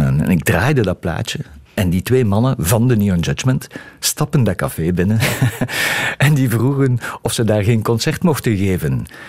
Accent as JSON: {"language": "Dutch", "town": "Diepenbeek", "region": "Flanders", "country": "Belgium", "tie": "born or raised there", "also_born_or_lived": "Hasselt", "said": "ik ben geboren in Hasselt, maar we woonden toen al in Diepenbeek. Dat is een, een dorp naast Hasselt."}